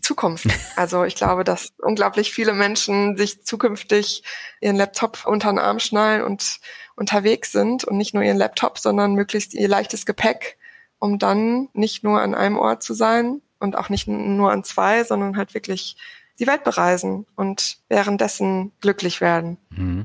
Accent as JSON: {"language": "German", "area": "Sauerland", "region": "North Rhine-Westphalia", "country": "Germany", "also_born_or_lived": "Cologne", "said": "ich komme ursprünglich aus dem Sauerland"}